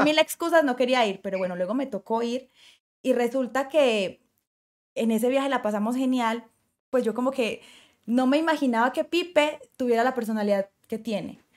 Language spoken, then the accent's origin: Spanish; Colombia; generar empleos para mí en este momento en mi país